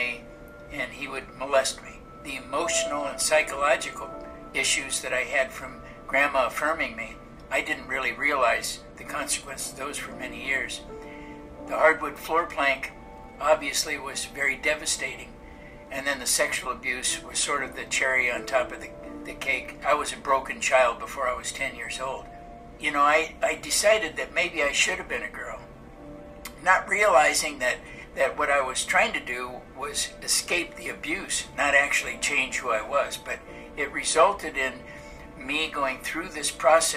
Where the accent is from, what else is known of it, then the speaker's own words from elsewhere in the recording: Los Angeles, California, United States; I was born and raised in Los Angeles, California.